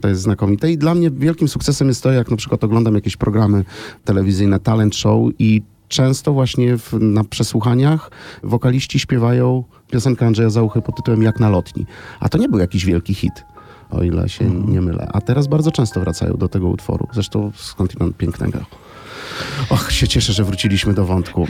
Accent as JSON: {"language": "Polish", "town": "Krasnystaw", "region": "Lublin Voivodeship", "country": "Poland", "tie": "born or raised there", "also_born_or_lived": "Zamość", "said": "urodziłem się w Krasnymstawie i rodzice wozili mnie do szkoły oddalonej o 30 km kilka razy w tygodniu"}